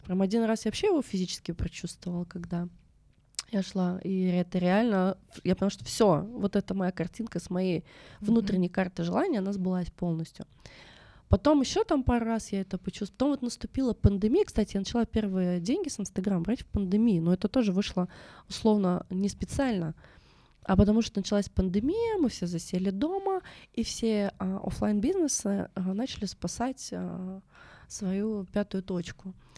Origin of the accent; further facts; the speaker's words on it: Russia; я вообще родом с Байкала, а это такой шаманский край